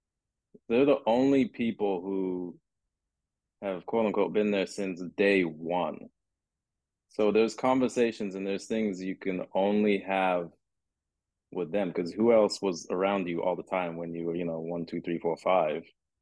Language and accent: English; London, United Kingdom; born there; because I was born in London, and he was out in London not too long ago.